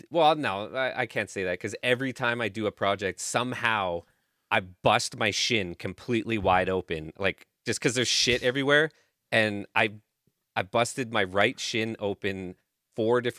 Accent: Canada; I'm from Canada

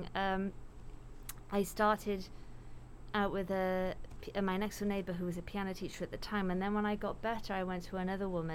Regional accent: Wales, United Kingdom; growing up in Wales, the nice thing about that was, you know, every year in school, there were always these Eisteddfods

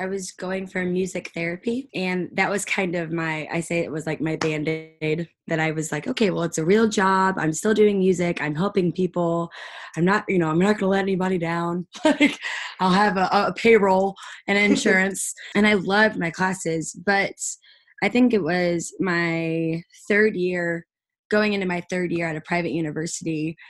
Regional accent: Nashville, Tennessee, United States; I came here a kid. I really did. Very rose-colored glasses, very everything's going to be fine. And I grew up in Nashville.

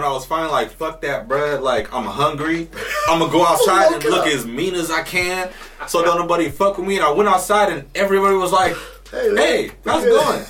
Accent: San Diego, California, United States; I grew up in Lincoln Park, San Diego. It's a lot of colored folks out there. A lot of Mexicans, a lot of Filipinos, dark-skinned Asians is what I like to call them, and black folks.

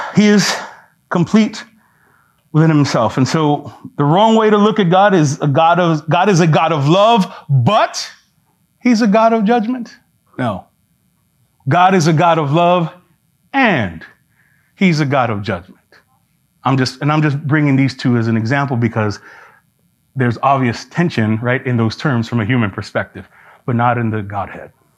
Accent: New York City, New York, United States; I'm from New York City

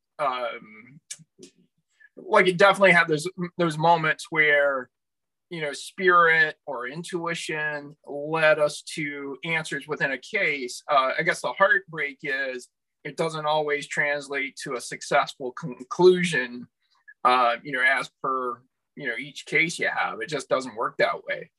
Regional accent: South Carolina, United States; moved away as an adult; now in Canada; I grew up in the Bible Belt in South Carolina

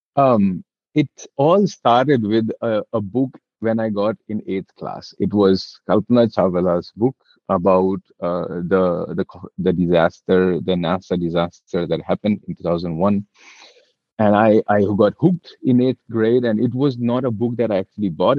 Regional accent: Delhi, India; I've born and brought up in Delhi, and there is a lot of Delhi ness in me

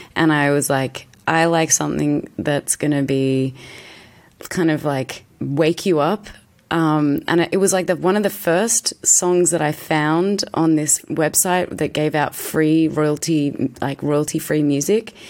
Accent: Australia; I'm an Aussie actress

